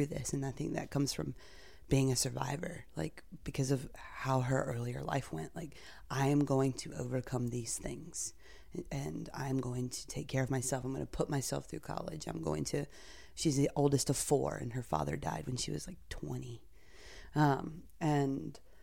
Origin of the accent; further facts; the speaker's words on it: North Carolina, United States; now in Brooklyn, United States; living in Brooklyn, but I grew up in North Carolina.